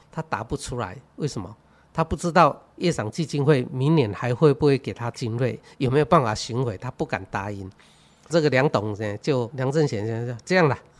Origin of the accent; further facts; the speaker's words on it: Chishang, Taitung County, Taiwan; 我本身是池上人，我在这边出生。 然后也在这边读中小学，大概高中、大学就到外面读，当兵回来以后，那我就回到慈善国中担任国中的物理老师。然后一辈子就在慈善